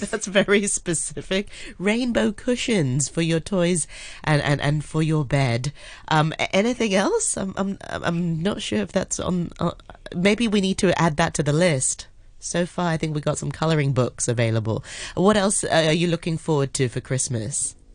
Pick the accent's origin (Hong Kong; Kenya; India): Hong Kong; I grew up in Hong Kong as well